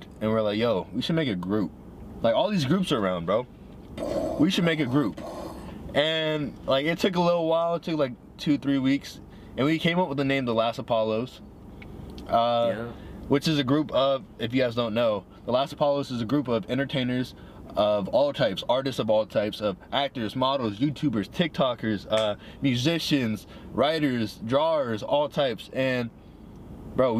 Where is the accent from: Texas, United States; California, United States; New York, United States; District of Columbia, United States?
District of Columbia, United States; Washington; moved away; I'm not from the Bay Area. I'm from DC.